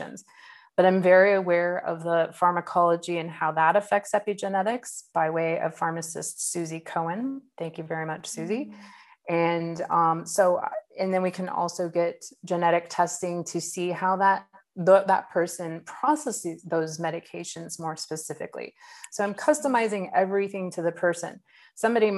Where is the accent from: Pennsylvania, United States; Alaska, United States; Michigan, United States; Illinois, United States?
Alaska, United States; Southeast; now in California, United States; I grew up in Southeast Alaska in a rainforest